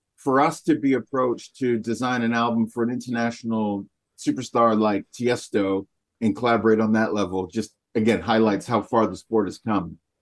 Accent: Canada; People would ask where I'm from, and they heard my accent. I'd say North America, Canada

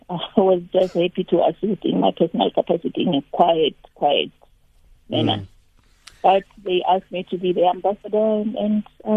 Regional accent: South Africa; we all came from disadvantaged communities.

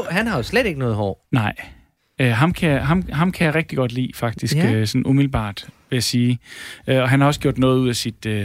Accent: Gnu, Central Denmark Region, Denmark; jeg er 22 år, og jeg kommer fra Gnu

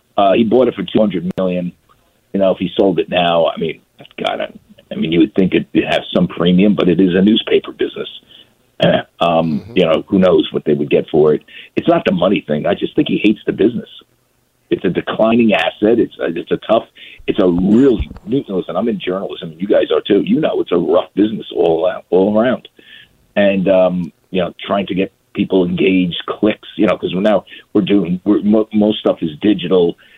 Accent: New York area, United States; I grew up in New York area.

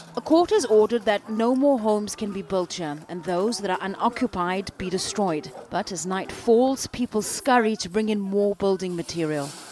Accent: South Africa; as a South African

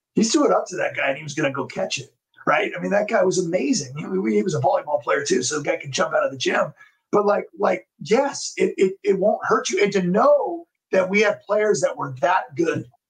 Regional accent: Temecula, California, United States; my hometown, Temecula.

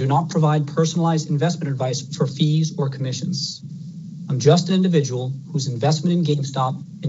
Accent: Brockton, Massachusetts, United States; I grew up in Brockton, Massachusetts.

